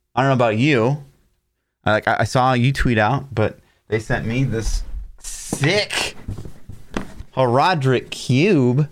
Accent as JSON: {"language": "English", "town": "Kansas City", "country": "United States", "said": "I'm actually from Kansas City"}